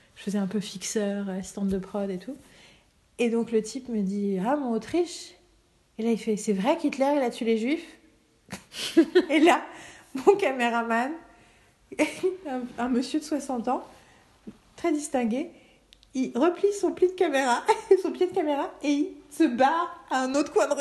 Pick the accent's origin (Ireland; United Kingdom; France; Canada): France; also born or lived in Germany / Paris; Je suis française